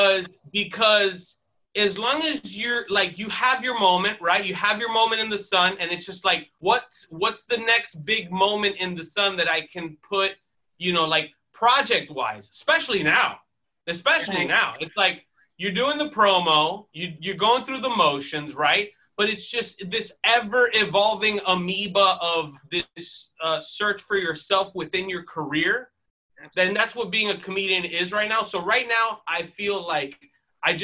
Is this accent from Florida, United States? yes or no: yes; Miami, Florida, United States; moved away; I am originally from Miami, Florida